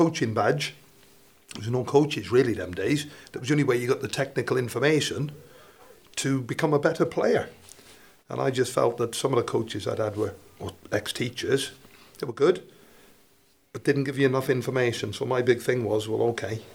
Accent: Welshpool, Wales, United Kingdom; moved away as an adult; also born or lived in Manchester / Shrewsbury / Worcester; as you can probably pick up from my accent, originally from rural Mid Wales

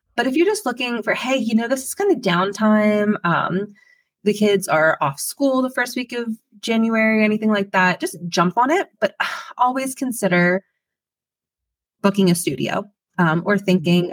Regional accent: Pennsylvania, United States; I born and raised in Pennsylvania

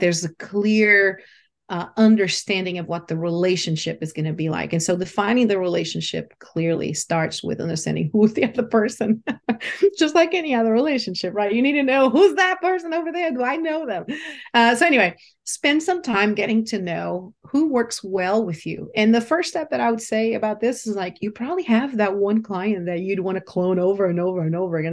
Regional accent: Brazil; moved away; also born or lived in London; I was born in Brazil and, uh, you know, raised in a, in a country where spirituality is everywhere

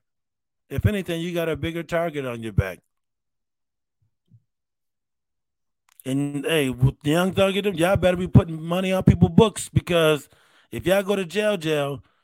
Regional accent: Rochester, New York, United States; I'm from Rochester, New York

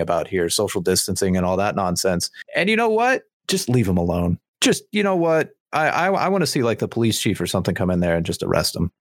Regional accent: United States; as an American

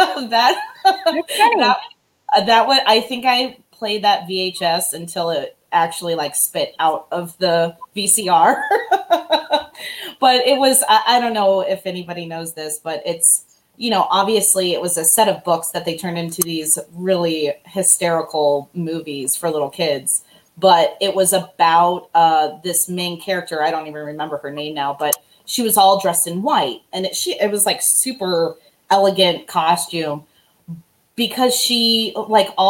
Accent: Gatlinburg, Tennessee, United States; also born or lived in Illinois; I was born in Illinois, and when I moved to Tennessee, I was this outsider

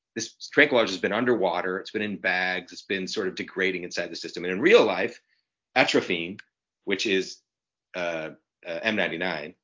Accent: Chicago, Illinois, United States; I grew up in Chicago.

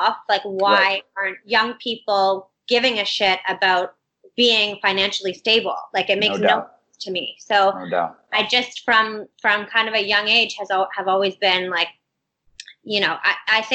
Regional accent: Windsor, Ontario, Canada; moved away as an adult; now in Toronto, Canada; growing up in Windsor, it's a small enough town

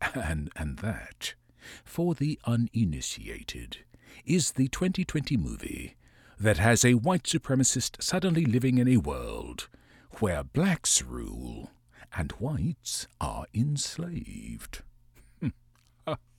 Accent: Virginia, United States; my home state of Virginia.

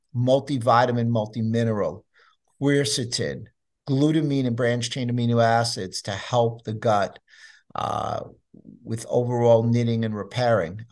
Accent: New York City, New York, United States; I grew up in New York City

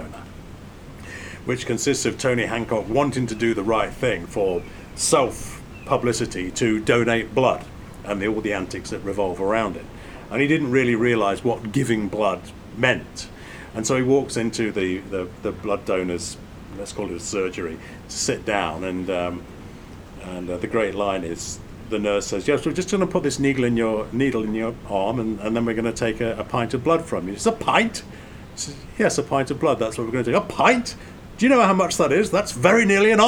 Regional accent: England, United Kingdom; growing up in England

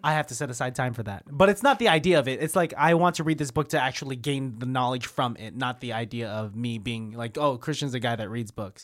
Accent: Martinez, California, United States; I'm from Martinez

